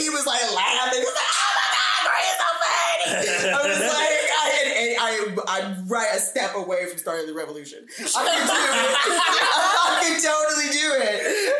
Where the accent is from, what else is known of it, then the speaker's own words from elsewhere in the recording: Brooklyn, New York, United States; Bed-Stuy, Brooklyn, Bed-Stuy.